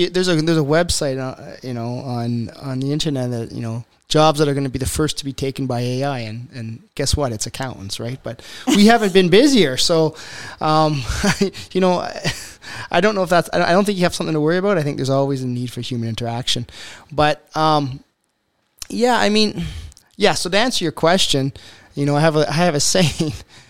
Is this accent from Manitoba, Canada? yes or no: no; Ontario, Canada; born there; I wasn't born in Alberta. I was born in Eastern Ontario. I came out here because I was in the military.